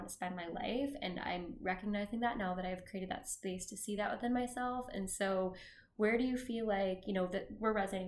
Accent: a few hours from Chicago, Illinois, United States; now in Chicago, United States; I grew up not in Chicago, but a few hours from here, and there's this big light show in Peoria

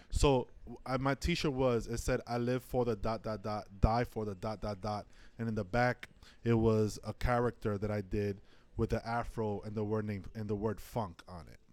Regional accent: New York City, New York, United States; also born or lived in Inwood; I was born and raised in Washington Heights

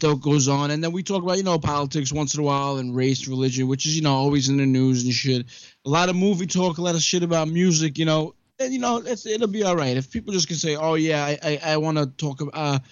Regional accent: New York City, New York, United States; now in Long Island, United States; I'm originally from Brooklyn.

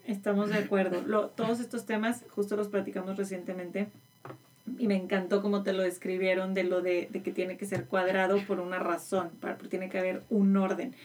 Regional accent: Monterrey, Nuevo León, Mexico; moved away as an adult; now in Houston, United States; yo que soy de Monterrey

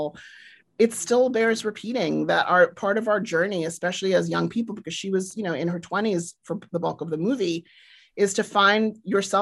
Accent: South Africa; I grew up in South Africa during apartheid, and I grew up in a political household

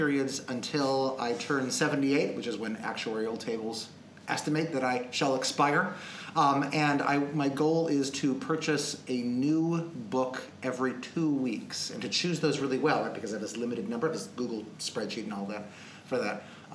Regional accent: Milwaukee, Wisconsin, United States; moved away as an adult; also born or lived in Arizona / Washington; now in Rochester, United States; I am from Milwaukee. I was born outside of Milwaukee

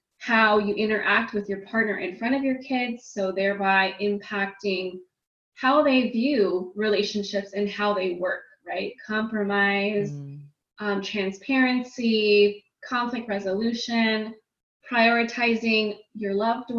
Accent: California, United States; I am from California in the United States

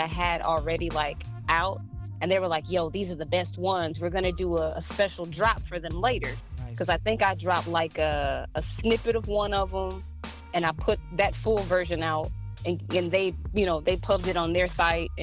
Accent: Clewiston, Florida, United States; born or raised there

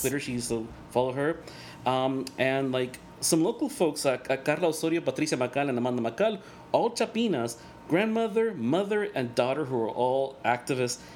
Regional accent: El Salvador; first language Spanish; English is a second language; moved away; Salvador because that's where I'm from

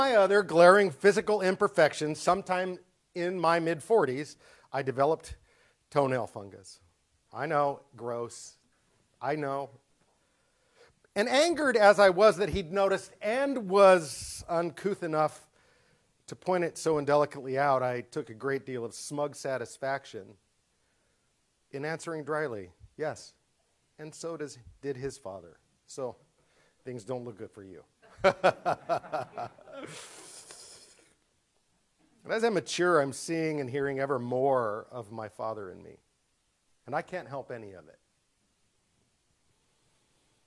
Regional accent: Southern California, United States; moved away; I grew up in Southern California

